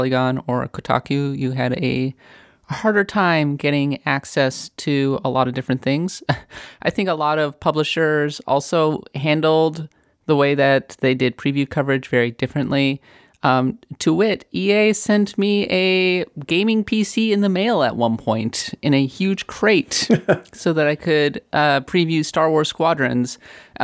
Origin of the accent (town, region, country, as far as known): United States